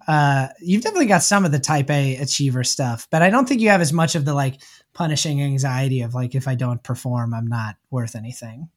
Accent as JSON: {"language": "English", "town": "Houston", "region": "Texas", "country": "United States", "tie": "born or raised there", "also_born_or_lived": "New York", "moved": "as an adult", "said": "born and raised in Houston, Texas"}